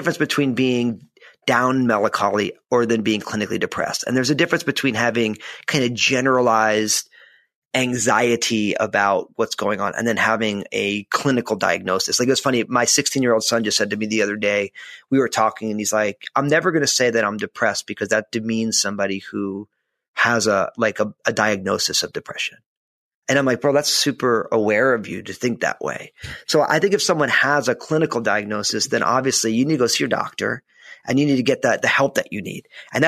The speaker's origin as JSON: {"language": "English", "region": "New Jersey", "country": "United States", "tie": "born or raised there", "said": "growing up in New Jersey"}